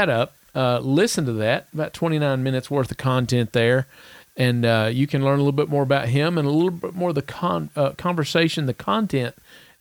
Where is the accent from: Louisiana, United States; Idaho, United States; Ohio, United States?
Idaho, United States; Salmon; Salmon, Idaho